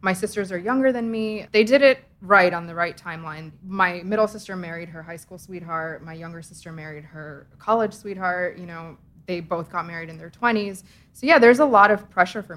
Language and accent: English; Edison, New Jersey, United States; I grew up in Edison, which is, you know, the Indian capital of United States.